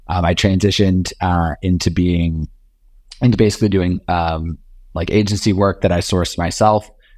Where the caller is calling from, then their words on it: New York City, New York, United States; I'm here in lovely Union Square, New York City, just on 11th and University, just south of Union Square.